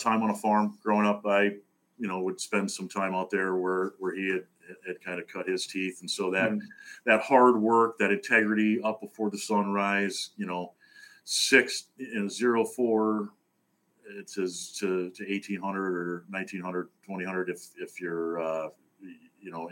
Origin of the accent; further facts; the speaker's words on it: White Bear Lake, Minnesota, United States; I grew up in the northern suburbs of the Twin Cities of Minnesota, specifically White Bear Lake.